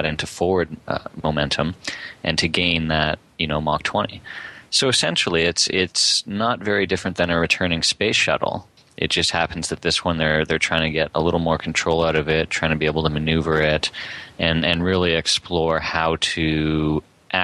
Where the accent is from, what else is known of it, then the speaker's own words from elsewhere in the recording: Canada; as a Canadian who spent hours and hours and hours traveling across the country in airplanes